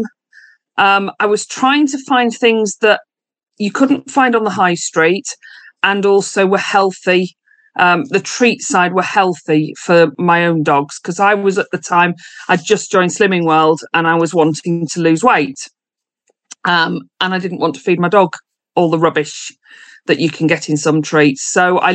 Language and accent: English; Yorkshire and the Humber, United Kingdom; I am from East Yorkshire and I run Distinctive Pets